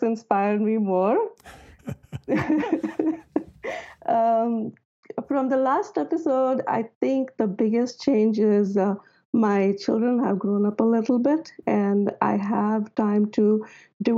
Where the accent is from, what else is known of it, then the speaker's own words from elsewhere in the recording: India; moved away as an adult; now in United States; I am an architect from India. I immigrated to America almost 20 years ago